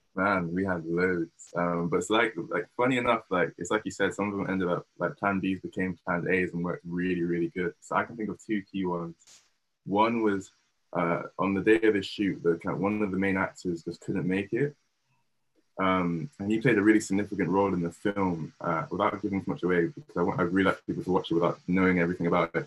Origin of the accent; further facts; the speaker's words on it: Bristol, South West England, United Kingdom; myself, who was born and raised in Bristol.